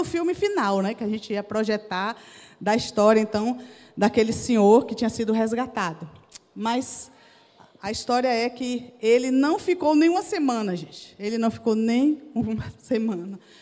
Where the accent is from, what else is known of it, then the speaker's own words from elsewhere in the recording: Jequié, Bahia, Brazil; moved away; also born or lived in Recife; lá na Bahia, lá na minha cidade, Jequié